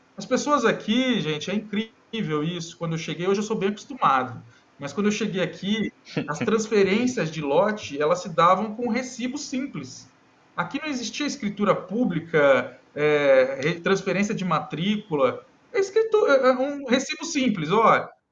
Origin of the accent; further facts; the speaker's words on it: Cássia, Minas Gerais, Brazil; moved away as an adult; also born or lived in Presidente Prudente, São Paulo; now in Amapá, Brazil; eu sou mineiro de Cássia, Minas Gerais